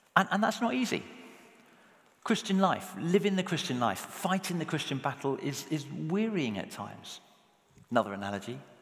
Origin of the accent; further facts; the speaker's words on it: England, United Kingdom; speaking as an Englishman